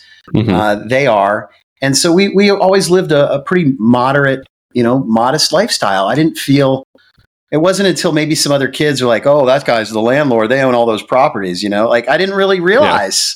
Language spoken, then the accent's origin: English; Central Ohio, United States; born or raised there; also born or lived in Michigan